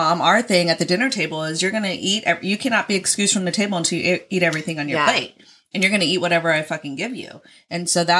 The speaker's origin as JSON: {"language": "English", "region": "Oregon", "country": "United States", "tie": "born or raised there", "said": "we're in Oregon"}